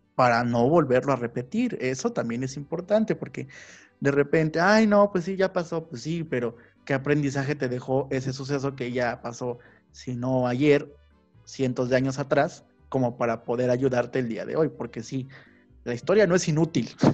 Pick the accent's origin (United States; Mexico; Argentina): Mexico; Son platillos que nos representan como mexicanos